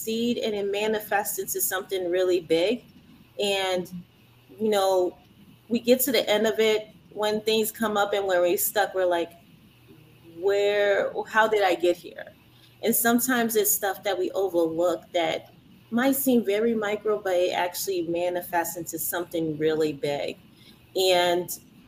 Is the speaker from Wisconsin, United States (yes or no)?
no; Louisiana, United States; I was born here. I was born and raised in Louisiana